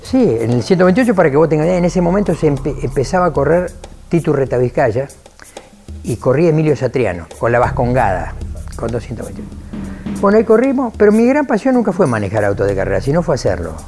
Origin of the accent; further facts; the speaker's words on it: Lincoln, Buenos Aires Province, Argentina; fui a vivir a, a mi ciudad natal, a Lincoln, donde estoy actualmente todavía viviendo